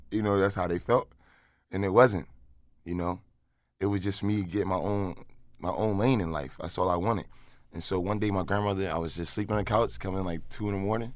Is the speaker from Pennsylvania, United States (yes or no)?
yes; Philadelphia, Pennsylvania, United States; I was from Philly